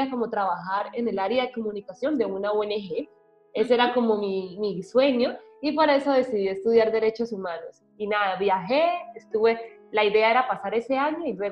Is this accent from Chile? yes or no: no; Colombia; also born or lived in Spain; now in Malta; la gente cree como que me vine directamente desde Colombia, lo ven más lejos, pero no, yo vivía en España y ya de ahí pues me vine con mi pareja aquí a Malta.